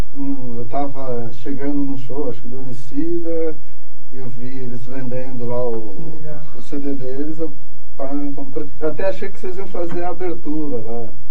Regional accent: São Miguel Paulista area, São Paulo, Brazil; eu cresci na Sembira

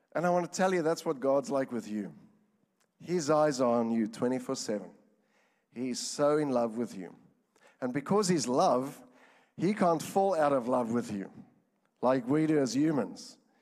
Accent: Johannesburg, Gauteng, South Africa; moved away; I'm from South Africa, Johannesburg

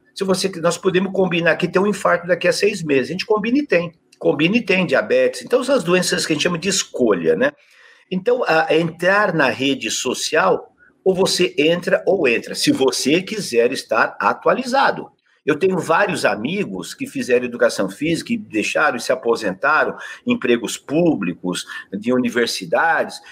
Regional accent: Adamantina, São Paulo, Brazil; accent: caipira; moved away; Adamantina, que eu sou caipira

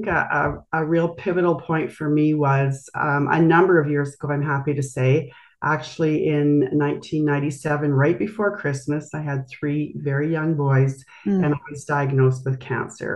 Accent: Brandon, Manitoba, Canada; I grew up actually in Brandon, Manitoba, and have spent my life in Canada

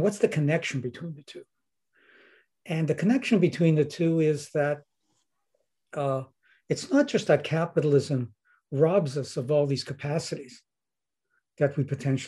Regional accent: Winnipeg, Manitoba, Canada; I'm from Winnipeg

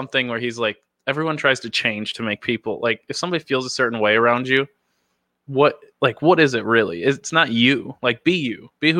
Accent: Dundee, Scotland, United Kingdom; I grew up in Dundee, and people don't think like that in Dundee.

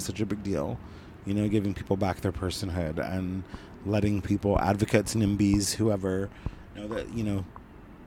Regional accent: Southern Oregon, United States; also born or lived in Northern California; I was born in Northern California and grew up in Southern Oregon on the coast.

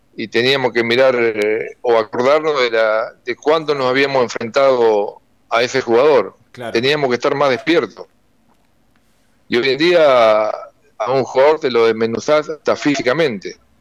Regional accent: Seguí, Entre Ríos, Argentina; also born or lived in Crespo; Yo soy nacido en Seguí, mis viejos están ahí, mis hermanos, jugué en la Liga para la Campaña, en el Seguí el Club

